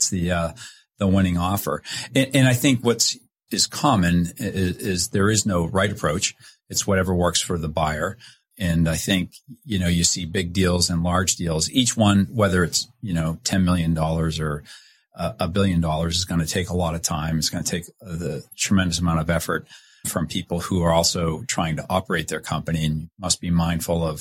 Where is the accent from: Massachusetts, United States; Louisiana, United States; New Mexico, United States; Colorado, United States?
Massachusetts, United States; Boston; now in Washington, D.C. area, United States; I'm from Boston